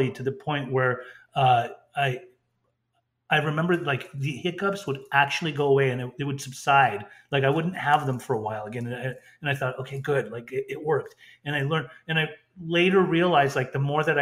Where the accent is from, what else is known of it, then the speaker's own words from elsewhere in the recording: Orange County, California, United States; we grew up in Orange County